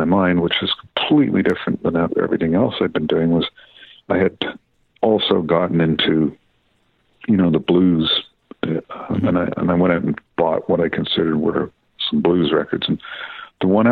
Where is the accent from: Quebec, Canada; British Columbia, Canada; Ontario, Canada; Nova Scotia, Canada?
Ontario, Canada; Deep River; I grew up in a town in Ontario, about literally sort of halfway between Ottawa and North Bay on Highway 17, called Deep River